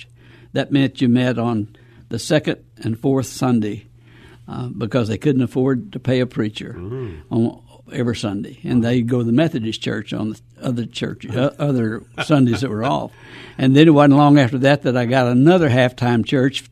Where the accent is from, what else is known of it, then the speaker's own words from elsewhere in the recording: Pine Bluff, Arkansas, United States; moved away as an adult; also born or lived in Phoenix, Arizona; now in San Antonio, United States; I grew up in Arkansas, in a little town called Pine Bluff, Arkansas